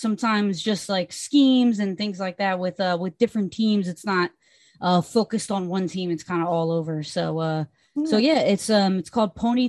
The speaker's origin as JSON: {"language": "English", "region": "New Jersey", "country": "United States", "tie": "born or raised there", "said": "Honestly, I grew up in Jersey, so I have a lot of history and I know a lot about the NFC East."}